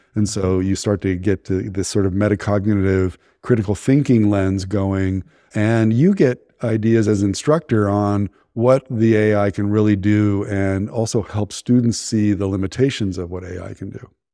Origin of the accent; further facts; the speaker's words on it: Menlo Park, California, United States; I grew up in Menlo Park, where all the VCs are